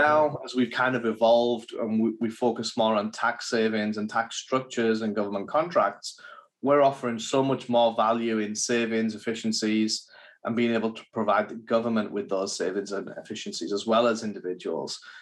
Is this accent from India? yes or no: no; England, United Kingdom; now in United States; I'm English, so back in England